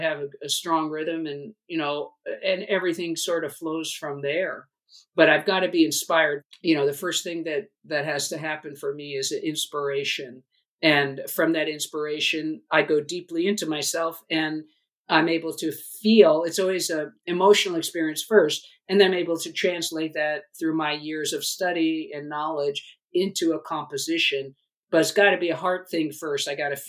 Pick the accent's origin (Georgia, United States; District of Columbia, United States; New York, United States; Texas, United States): New York, United States; I grew up on the East Coast, primarily in New York, but my family moved a lot.